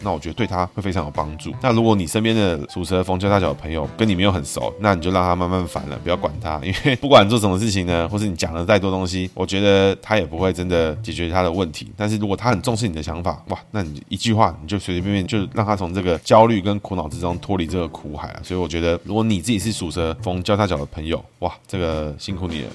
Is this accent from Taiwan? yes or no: yes; Taiwan; 我们台湾人